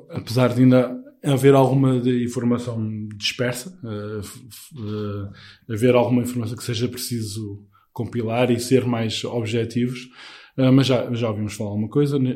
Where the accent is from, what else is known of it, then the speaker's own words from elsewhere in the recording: Portugal; nós, como portugueses, também temos a fama de receber bem